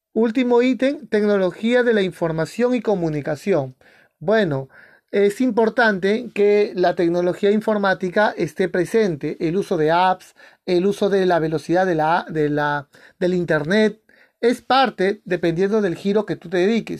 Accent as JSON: {"language": "Spanish", "country": "Peru", "said": "en mi país, en Perú, se hace una vez al año"}